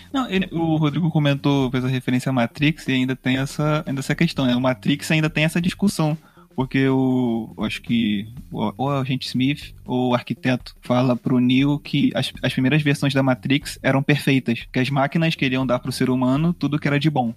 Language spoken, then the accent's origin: Portuguese; Brazil; Então a gente é brasileiro.